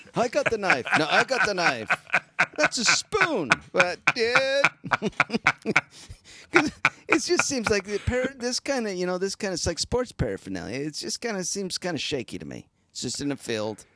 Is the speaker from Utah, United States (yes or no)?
yes; Utah, United States; I'm from Utah